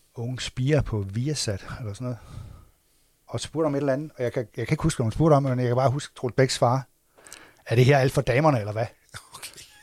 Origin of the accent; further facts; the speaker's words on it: Assens, Southern Denmark, Denmark; det, hvor jeg kommer fra